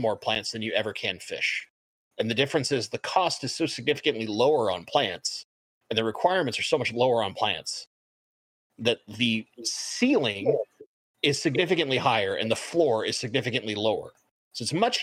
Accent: Seattle, Washington, United States; I'm from Seattle. I love my Seahawks

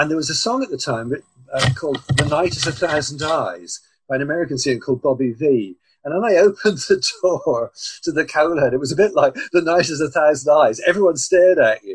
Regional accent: Cornwall, South West England, United Kingdom; moved away as an adult; also born or lived in London; I'm a Cornishman. I was born in Cornwall in 1948. But in 1966, I came to London to study

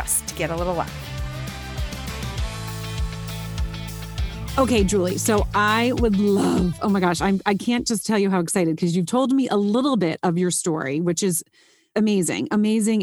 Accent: United States; I'm very American

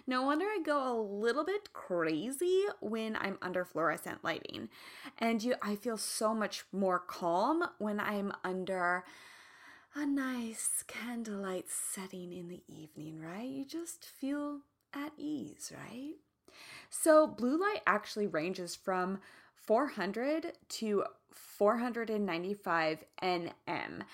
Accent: Midwest, United States; now in California, United States; I'm from the Midwest

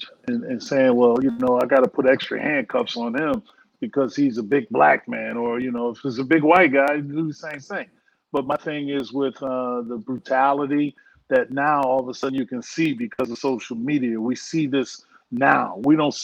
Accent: Hartford, Connecticut, United States; where I grew up in Hartford, Connecticut.

